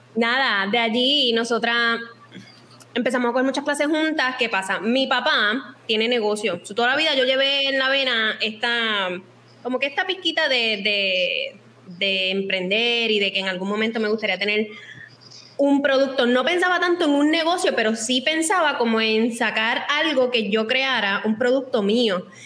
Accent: Cabo Rojo, Puerto Rico; toda la vida ambas somos de Cabo Rojo

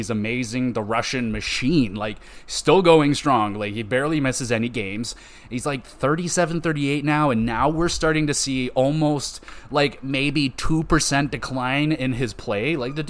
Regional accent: Oshawa, Ontario, Canada; I grew up in Oshawa

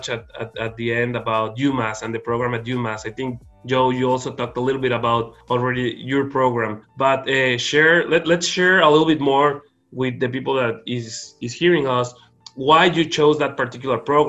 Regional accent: Mexico; moved away as an adult; also born or lived in Arizona; I wanted to be close to my hometown, be close to my family. So I wanted to be close to Mexico

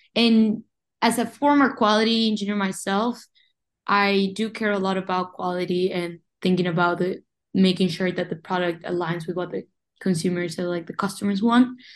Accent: Uruguay; moved away as an adult; also born or lived in Montevideo, Uruguay; now in Rochester, United States; I was born and raised in Uruguay, but I've been in the United States since 2019

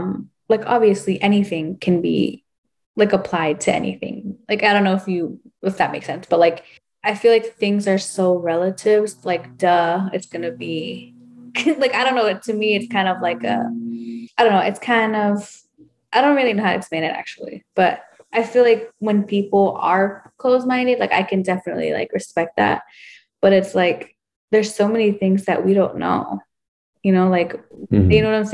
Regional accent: El Salvador; my two best friends, like we're all from El Salvador, which is crazy, because if you go there, it's so humbling

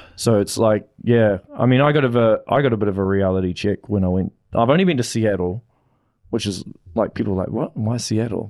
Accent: Auckland, New Zealand; moved away as an adult; now in Hamilton, New Zealand; I grew up in West Auckland

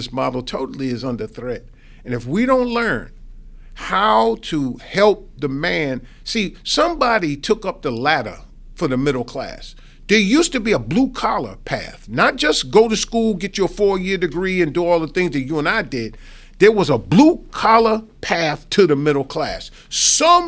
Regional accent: New York, United States; now in Houston, United States; I'm originally from New York

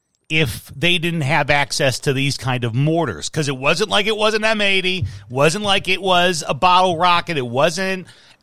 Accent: Chicago, Illinois, United States; moved away; growing up in Chicago

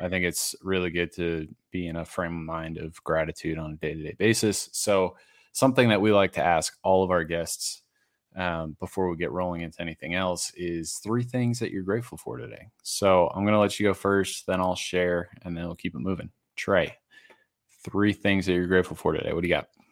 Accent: Massachusetts, United States; now in Denver, United States; I grew up in Massachusetts

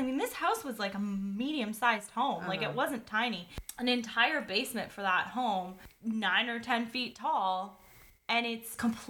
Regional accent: Canada; I'm Canadian

